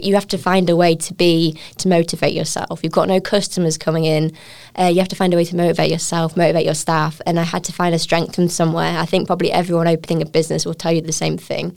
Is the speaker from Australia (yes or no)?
no; United Kingdom; moved away as an adult; now in Taiwan; I'm a British chef.